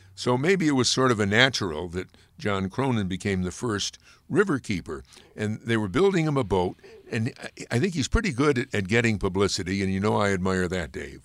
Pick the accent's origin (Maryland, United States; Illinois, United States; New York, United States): New York, United States; Amsterdam; some of the people that I've met who are from Amsterdam, which is my hometown